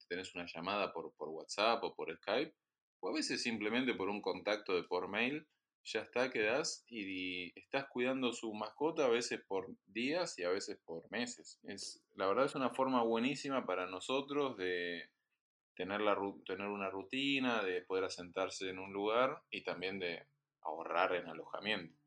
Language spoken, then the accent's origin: Spanish; Argentina; moved away; quienes venimos de Argentina